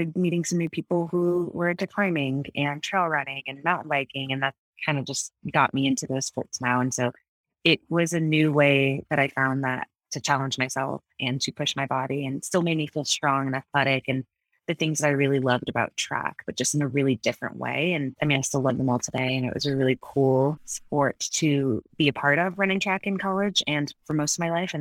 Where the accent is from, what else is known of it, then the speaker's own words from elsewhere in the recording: Connecticut, United States; also born or lived in Florida / Iowa; now in Colorado, United States; I was born in Florida originally and moved to Connecticut when I was 10